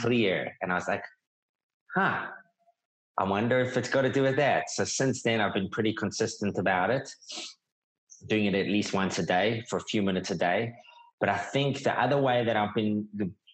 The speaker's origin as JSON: {"language": "English", "country": "South Africa", "tie": "born or raised there", "also_born_or_lived": "New York", "moved": "yes", "lives_now": "Australia", "said": "I'm South African."}